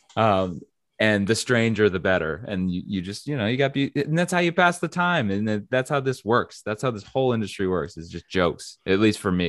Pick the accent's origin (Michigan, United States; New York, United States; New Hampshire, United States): New Hampshire, United States; moved away; I'm from New Hampshire